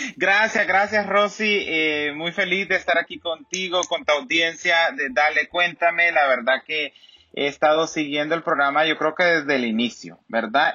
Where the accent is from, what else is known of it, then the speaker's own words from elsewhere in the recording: Macuelizo, Santa Bárbara, Honduras; now in Los Angeles, United States; Nací en, un sector, en una aldea, eh, perdón, en un municipio que se llama Macualizo en el departamento de Santa Bárbara